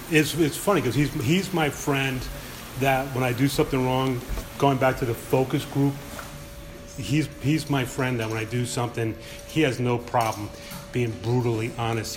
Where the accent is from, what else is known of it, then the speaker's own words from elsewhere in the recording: Philadelphia, Pennsylvania, United States; we're all from Philly